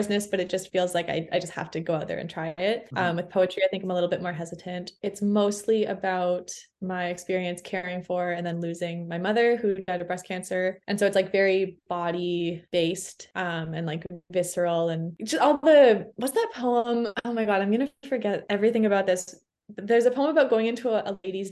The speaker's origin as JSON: {"language": "English", "town": "Toronto", "region": "Ontario", "country": "Canada", "tie": "born or raised there", "also_born_or_lived": "Montreal, Canada", "moved": "as an adult", "lives_now": "Fredericton, Canada", "said": "I grew up in Toronto, but I moved to Montreal when I was 18."}